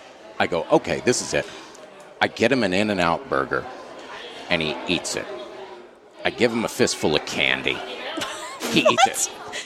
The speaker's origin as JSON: {"language": "English", "town": "Albuquerque", "region": "New Mexico", "country": "United States", "tie": "born or raised there", "said": "I grew up in Albuquerque"}